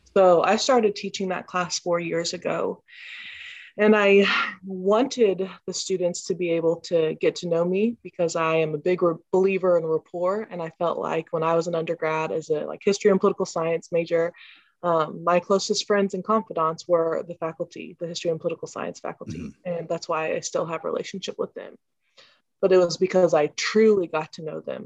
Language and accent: English; Columbia, Missouri, United States; I'm from Columbia, Missouri.